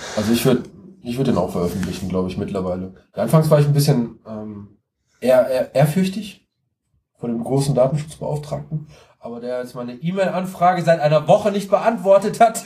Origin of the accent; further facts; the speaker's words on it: Siegen, North Rhine-Westphalia, Germany; ich komme aus Siegen, ich wohne in Siegen